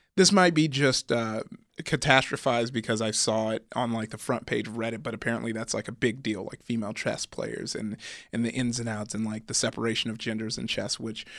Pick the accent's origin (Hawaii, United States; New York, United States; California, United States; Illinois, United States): California, United States; growing up in SoCal, our big thing was like.